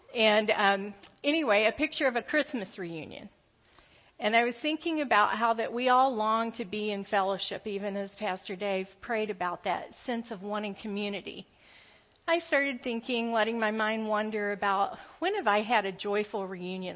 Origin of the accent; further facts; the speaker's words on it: the South, United States; I grew up in the South. But my family was all from the Appalachia region of Kentucky